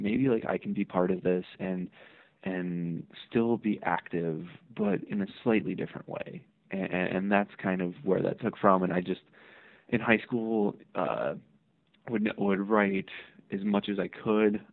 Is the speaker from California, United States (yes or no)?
no; Hammond, Indiana, United States; I'm originally from Northwest Indiana, uh, a city called Hammond. It's just next door to Gary, and that's kind of where I grew up